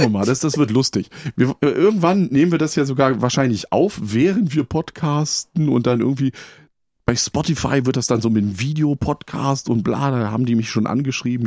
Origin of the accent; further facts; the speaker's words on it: Potsdam, Brandenburg, Germany; moved away; ich komme ja ursprünglich aus der Berliner Potsdamer Ecke, beziehungsweise aus Potsdam, habe da noch Verwandte